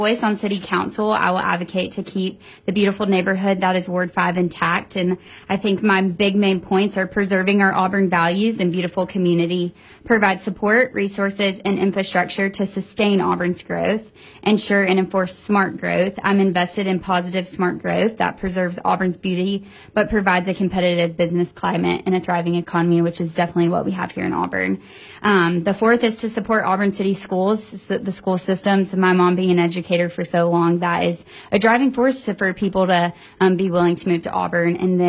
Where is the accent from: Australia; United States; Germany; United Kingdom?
Germany; born there; also born or lived in South Korea; I've lived all over the world. I was born in Germany and lived in South Korea